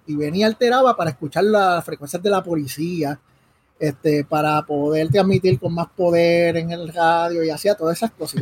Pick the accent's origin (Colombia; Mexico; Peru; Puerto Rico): Puerto Rico; Caguas; also born or lived in Río Piedras; nací en, Río Piedras y pues ya a los dos días estaba aquí en Cagua